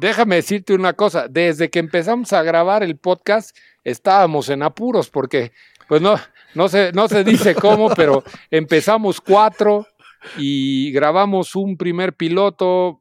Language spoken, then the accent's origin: Spanish; Celaya, Guanajuato, Mexico; moved away as an adult; now in Mexico City, Mexico; nací en Celaya, Guanajuato